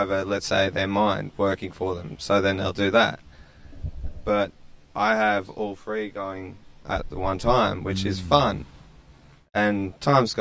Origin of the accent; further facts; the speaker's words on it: Kiama, New South Wales, Australia; I'm from Australia, Kiama, if you will, if you know that. Or Wollongong